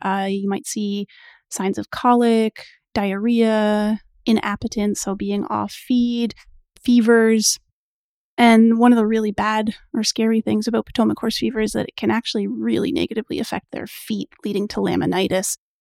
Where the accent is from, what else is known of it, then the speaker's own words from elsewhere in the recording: Canada; I am Canadian